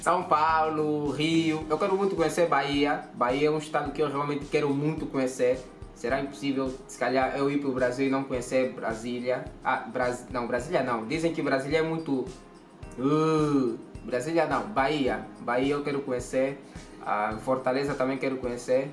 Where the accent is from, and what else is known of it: Angola